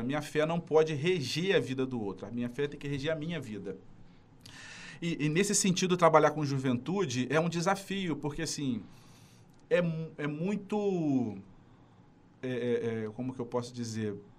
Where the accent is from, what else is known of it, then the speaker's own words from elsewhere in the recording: Nova Iguaçu, Rio de Janeiro, Brazil; Sou de Nova Iguaçu